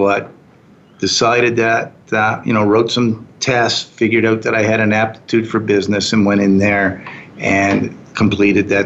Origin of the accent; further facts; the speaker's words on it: Fredericton, New Brunswick, Canada; moved away as an adult; also born or lived in New York; now in Calgary, Canada; I grew up there